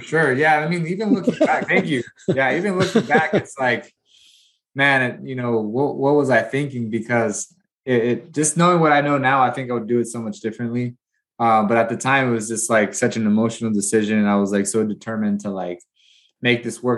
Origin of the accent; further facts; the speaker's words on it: Watsonville, California, United States; moved away as an adult; now in Bakersfield, United States; I left my hometown, small hometown of Watsonville, California, mainly Hispanic